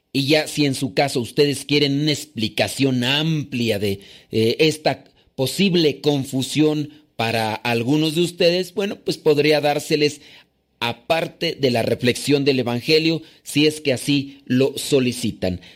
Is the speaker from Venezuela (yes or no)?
no; Mexico; now in New York, United States; soy de México, pero actualmente resido en Nueva York